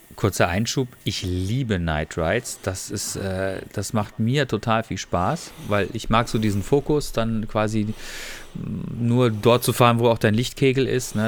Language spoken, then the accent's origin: German; Freiburg, Baden-Württemberg, Germany; moved away; in meiner, in meiner Heimat äh, dort